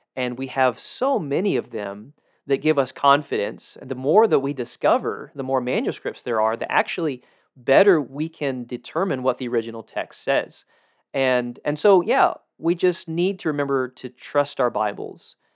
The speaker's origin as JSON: {"language": "English", "region": "South Georgia", "country": "United States", "tie": "born or raised there", "said": "I grew up in South Georgia, where there's a lot of those."}